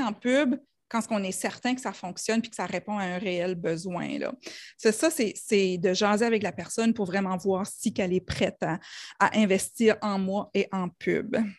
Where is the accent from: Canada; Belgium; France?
Canada; New Brunswick; accent: New Brunswick; mon accent du Nouveau-Brunswick